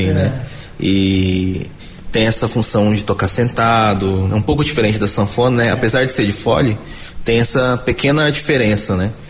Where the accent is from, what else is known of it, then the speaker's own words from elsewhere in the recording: Campo Grande, Mato Grosso do Sul, Brazil; E eu sou daqui de Campo Grande, nascido aqui, tenho 28 anos atualmente.